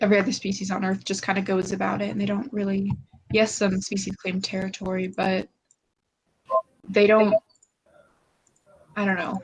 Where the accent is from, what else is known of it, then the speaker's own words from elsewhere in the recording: United States; as an American